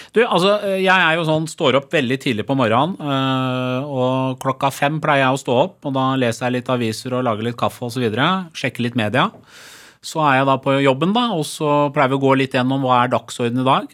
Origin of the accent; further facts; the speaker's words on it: Skotselv, Buskerud, Norway; also born or lived in Tehran, Iran; jeg vokste opp i Skotselva, liksom på bygda, litt utafor Drammen